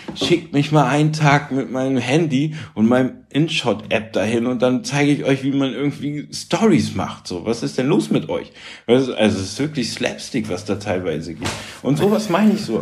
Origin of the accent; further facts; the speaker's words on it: Bremen, Germany; also born or lived in Münster / Karlsruhe; now in Hamburg, Germany; ich bin in Bremen groß geworden, so ich wohne auf St. Pauli